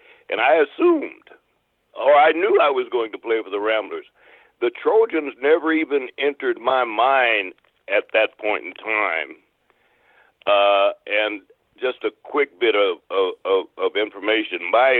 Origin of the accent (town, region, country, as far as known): Topeka, Kansas, United States; born or raised there